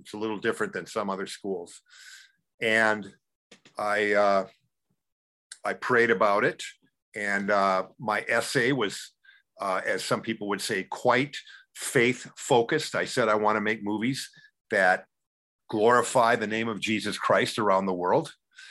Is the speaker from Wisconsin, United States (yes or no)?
yes; Wausau, Wisconsin, United States; moved away; also born or lived in Madison, Wisconsin / Los Angeles; Well, I grew up in, even though I was born in Madison, I grew up in a small town called Wausau, Wisconsin